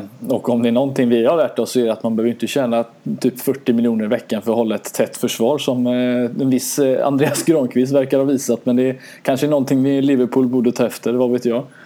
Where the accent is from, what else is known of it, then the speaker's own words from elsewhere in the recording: Sweden; som svenskar